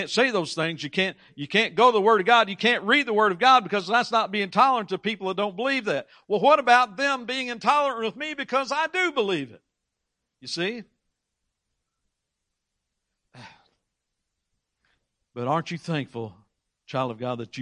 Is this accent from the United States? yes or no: yes; United States; I was born in the United States of America